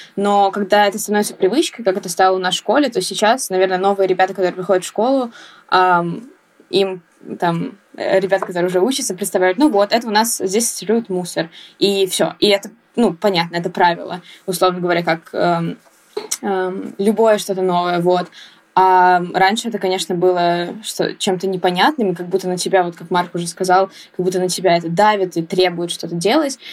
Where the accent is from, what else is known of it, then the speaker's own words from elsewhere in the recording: Saint Petersburg, Russia; я из города Санкт-Петербург